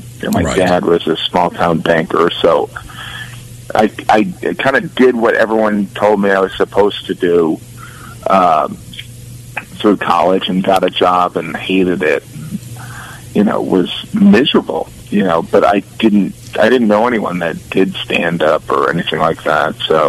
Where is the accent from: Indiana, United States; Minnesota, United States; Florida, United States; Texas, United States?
Indiana, United States; suburbs of Gary; moved away; also born or lived in Illinois; in fifth grade, we moved, and there was, I was born actually in Illinois, and we moved to the suburbs of Gary in Indiana, and so it was much more of an urban setting